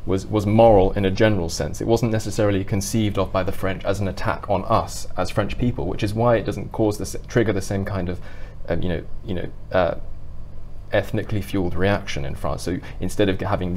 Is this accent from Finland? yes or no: no; United Kingdom